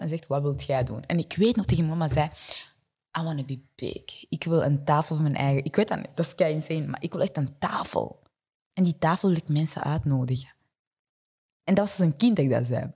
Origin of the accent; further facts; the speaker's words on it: Vilvoorde, Flanders, Belgium; accent: French; Dutch is a second language; moved away as an adult; also born or lived in Burundi; now in Antwerp, Belgium; ik ben opgegroeid in Vilvoorde.